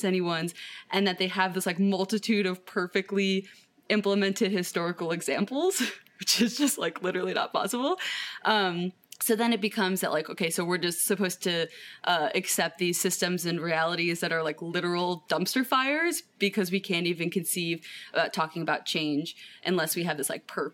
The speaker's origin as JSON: {"language": "English", "town": "Cleveland", "region": "Ohio", "country": "United States", "said": "I am from Cleveland, Ohio in the United States."}